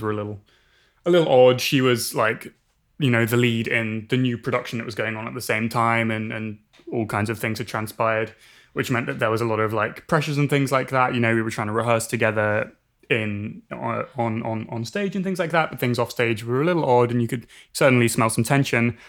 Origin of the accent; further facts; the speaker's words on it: England, United Kingdom; moved away as an adult; now in Berkeley, United States; I grew up in England, as I'm, I'm sure you can tell